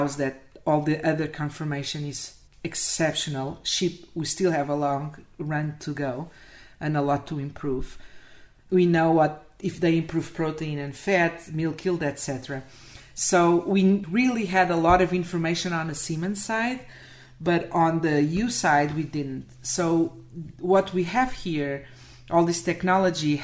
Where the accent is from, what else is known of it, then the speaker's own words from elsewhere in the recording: Portugal; moved away as an adult; also born or lived in Spain; now in United States; I'm from Portugal, but I was working in Spain at that time in 2014